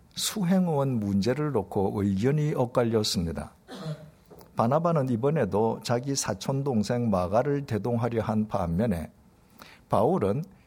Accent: Busan, South Korea; 제 고향인 부산은 행정적으로는 광역시이지만 지리적으로는 경상남도 땅에 속해 있습니다.

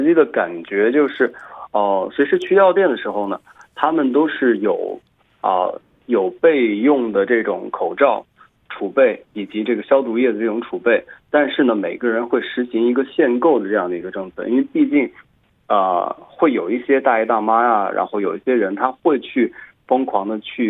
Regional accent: Xiangyang, Hubei, China; 而我的家乡襄阳的确认人数呢是七十人，是这样的一个数据。

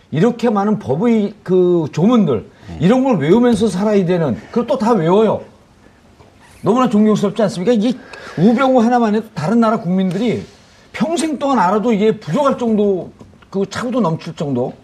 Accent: Bonghwa, North Gyeongsang, South Korea; 제 고향이 봉화 아니에요

